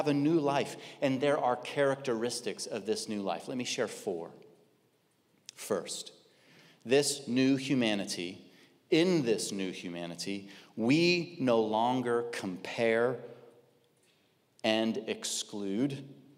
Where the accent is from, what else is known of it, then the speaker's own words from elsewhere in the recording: Kansas, United States; Okay, I grew up in Kansas in a very, very conservative church.